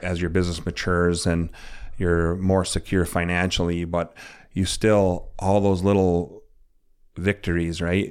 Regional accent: Chassell, Michigan, United States; was a kid growing up in Chassel

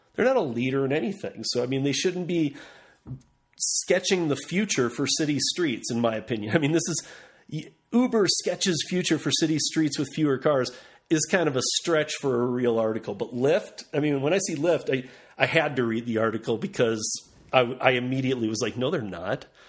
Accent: Michigan, United States; now in Colorado, United States; I'm from Michigan

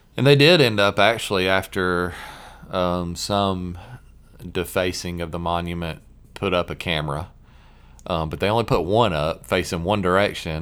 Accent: American South, United States; accent: Southern; our Southern accent

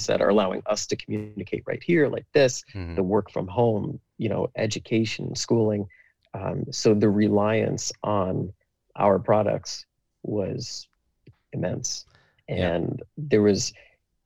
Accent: New Jersey, United States; also born or lived in Philadelphia; I grew up in New Jersey

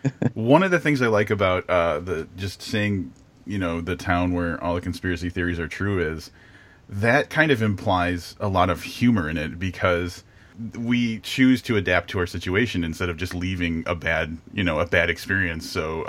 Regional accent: Midwest, United States; I growing up in the Midwest, where I think the onion kind of originated

